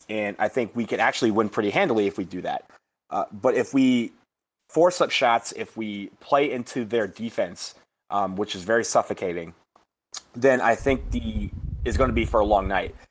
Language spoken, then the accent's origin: English; Michigan, United States; I was born and raised in Michigan.